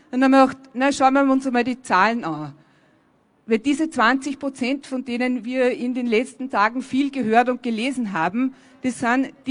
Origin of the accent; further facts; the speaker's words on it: Afghanistan; ich komme aus Afghanistan.